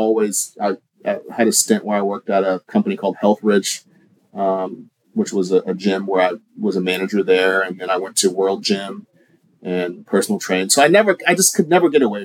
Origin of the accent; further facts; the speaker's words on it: Oklahoma, United States; moved away as an adult; also born or lived in Kansas City; I was born in Kansas City, was raised in Oklahoma, went back to Kansas City for school, and basically spent 10 years of my adult life after college in Kansas City